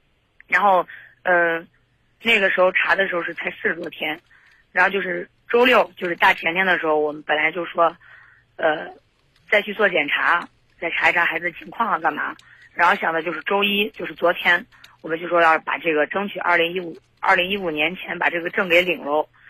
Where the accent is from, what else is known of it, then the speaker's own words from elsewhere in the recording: Zhengzhou, Henan, China; 因为这个男男生是东北的外地的，然后我家是郑州的